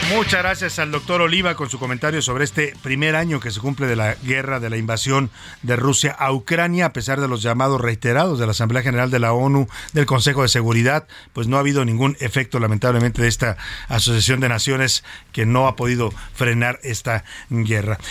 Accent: Mexico; Todos somos mexicanos los que vivimos en esta república

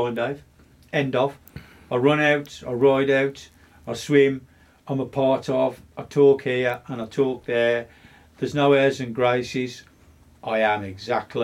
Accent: West Bromwich, West Midlands, United Kingdom; I'm a local lad. I'm born and bred in West Brom

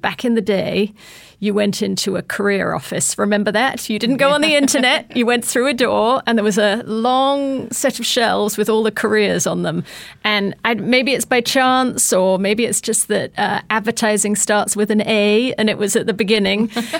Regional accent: United Kingdom; Look, I'm just a British girl that grew up in the countryside. I was the daughter of two school teachers.

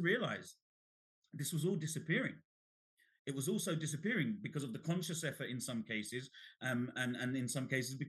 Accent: London, United Kingdom; born or raised there; also born or lived in Bangladesh

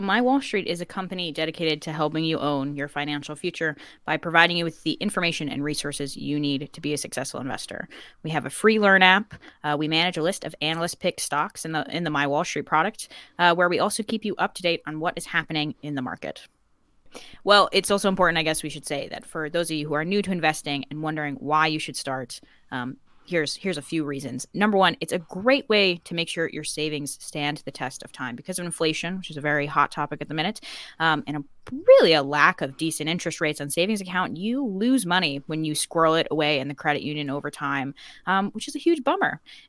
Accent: United States; And also I grew up in America, where I think investing is just kind of more on people's brains.

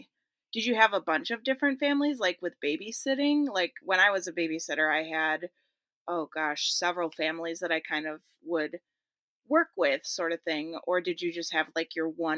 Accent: Midwest, United States; I'm a Midwestern millennial girl

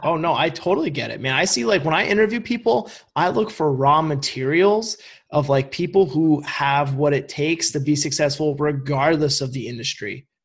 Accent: Vermont, United States; I'm from Vermont

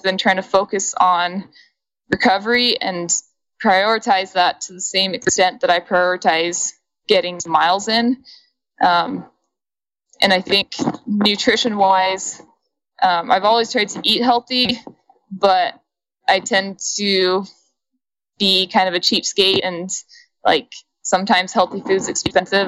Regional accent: Ogden, Utah, United States; I grew up in Ogden, Utah, which is where Weber State is.

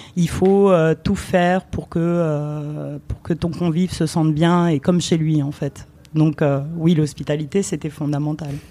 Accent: France; born or raised there; also born or lived in Romania

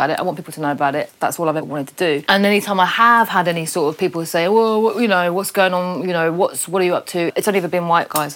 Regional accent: Birmingham, West Midlands, United Kingdom; I grew up in Birmingham.

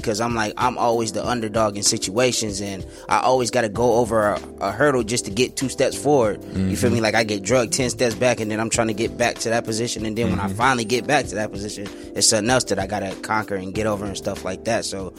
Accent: San Bernardino, California, United States; moved away as an adult; now in Phoenix, United States; I'm originally from San Bernardino.

